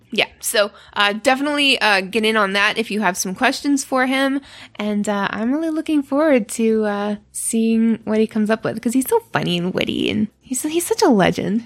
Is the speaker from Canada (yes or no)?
yes; Canada; I'm Canadian